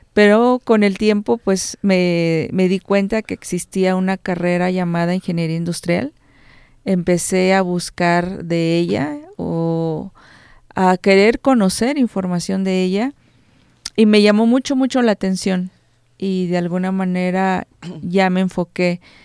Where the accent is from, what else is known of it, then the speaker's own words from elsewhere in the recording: Cortázar, Guanajuato, Mexico; Soy originaria de Cortázar.